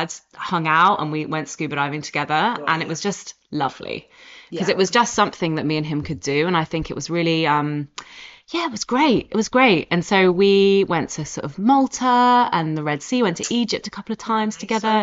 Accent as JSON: {"language": "English", "town": "Oxford", "region": "South East England", "country": "United Kingdom", "also_born_or_lived": "Scotland", "accent": "posh", "moved": "yes", "said": "as you can hear from my accent, I'm from Oxford"}